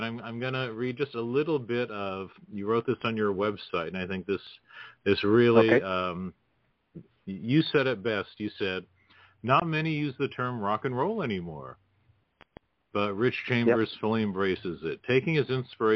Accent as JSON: {"language": "English", "region": "Washington", "country": "United States", "tie": "born or raised there", "said": "I grew up in Washington right below it."}